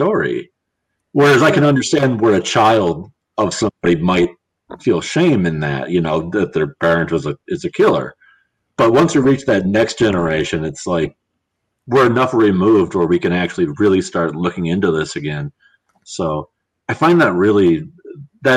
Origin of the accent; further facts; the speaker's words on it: Wisconsin, United States; I am from Wisconsin, but I'm not from Milwaukee